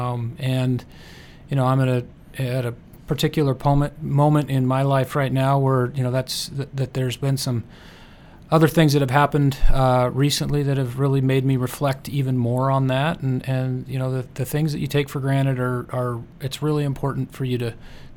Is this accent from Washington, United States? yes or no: yes; Spokane, Washington, United States; also born or lived in Los Angeles; I'm actually from Spokane